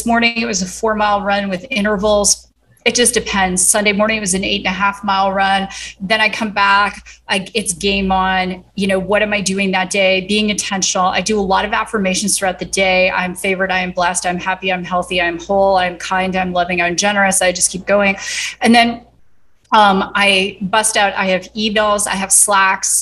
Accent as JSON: {"language": "English", "region": "southeastern Ontario", "country": "Canada", "tie": "born or raised there", "also_born_or_lived": "Toronto / Kingston, Ontario", "moved": "as an adult", "lives_now": "United States", "said": "I grew up in southeastern Ontario"}